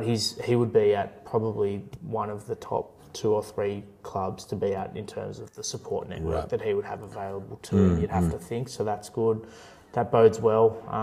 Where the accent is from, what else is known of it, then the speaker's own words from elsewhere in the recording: Queensland, Australia; even as a Queenslander